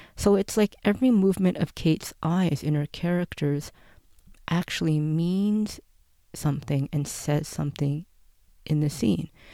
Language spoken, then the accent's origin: English; Canada; I am a Canadian, and being a Canadian who grew up in the Canadian school system